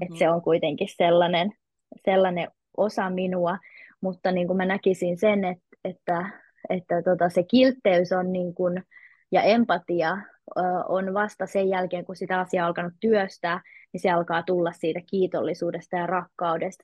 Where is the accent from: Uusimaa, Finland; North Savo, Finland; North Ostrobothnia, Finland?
Uusimaa, Finland; Helsinki; moved away as an adult; mä oon syntynyt Helsingissä ja siellä tietenkin mekin ystävystyttiin ja 20-vuotiaaksi asti asuin Helsingissä.